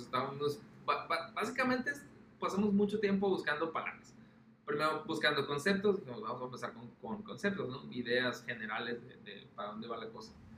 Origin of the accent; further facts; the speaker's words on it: Mexico; lo que somos nosotros como mexicanos